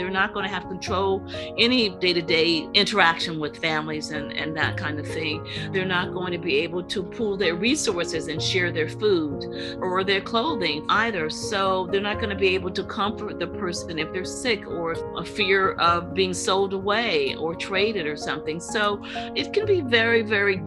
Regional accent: Portsmouth, Virginia, United States; also born or lived in Charlottesville, Virginia; my hometown of Portsmouth, Virginia

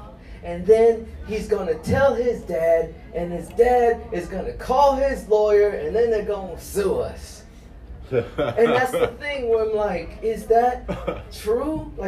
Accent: Garland, Texas, United States; also born or lived in Los Angeles; All right, so, I grew up in East Garland, right?

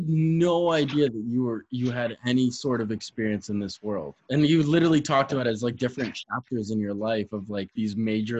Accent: Wolcott, Connecticut, United States; I was raised in Connecticut, about 20 minutes west of Hartford.

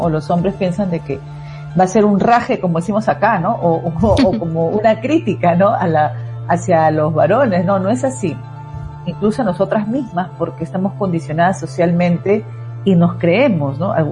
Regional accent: Peru; soy de, de Perú, el código es más 51

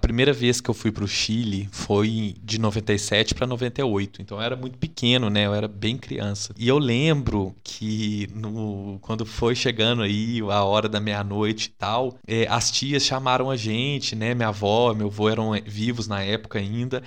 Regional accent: Minas Gerais, Brazil; eu sou mineiro

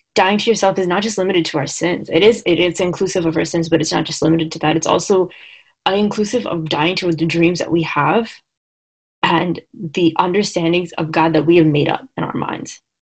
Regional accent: Long Island, New York, United States; I am from Long Island.

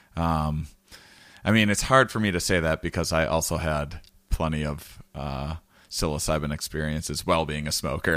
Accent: Wisconsin, United States; I'm from Wisconsin

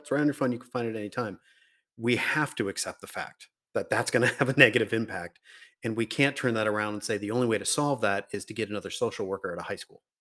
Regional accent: Riverside, California, United States; I grew up in Riverside

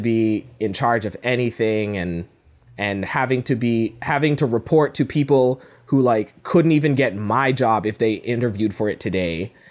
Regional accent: Cayman Islands; now in Toronto, Canada; I am made in, uh, the Cayman Islands. That's where I was born and raised

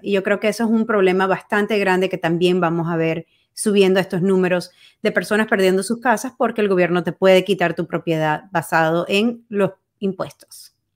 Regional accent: Venezuela; now in Miami, United States; Yo cuando era niña vivía en Venezuela

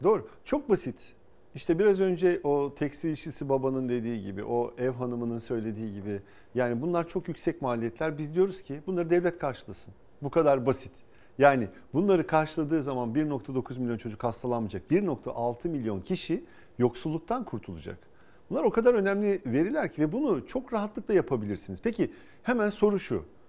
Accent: İzmir, Turkey; moved away as an adult; also born or lived in Ankara / Boston; Bornova Anadolu Lisesi, İzmir Fen Lisesi, ODTÜ'yü kazandım

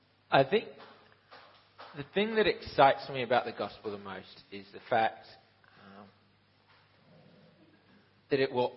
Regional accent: Ukraine; I'm 22 years old. I'm in my third year of Bible college. I grew up in Ukraine. My dad is Aussie. My mum is Canadian-American. That's why I sound so messed up.

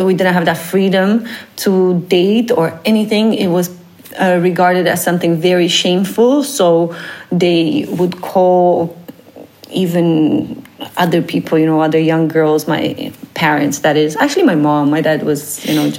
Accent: Romania; moved away as an adult; now in Netherlands; I come from Romania, Eastern Europe

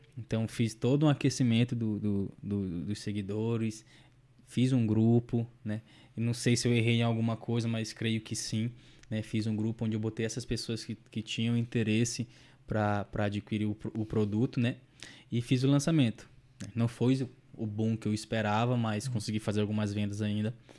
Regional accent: São Luís, Maranhão, Brazil; eu sou de São Luís do Maranhão, né? Nordeste, Nordeste, Nordeste.

